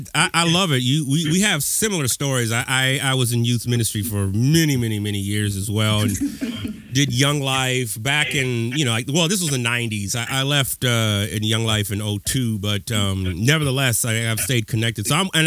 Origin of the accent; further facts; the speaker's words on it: Pasadena, California, United States; I'm from Pasadena.